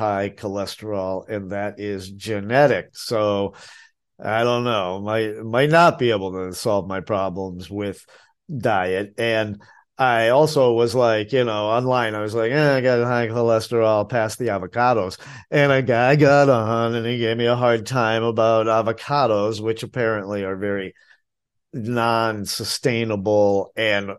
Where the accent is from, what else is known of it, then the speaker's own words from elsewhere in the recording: New England, United States; now in Asheville, United States; I'm from New England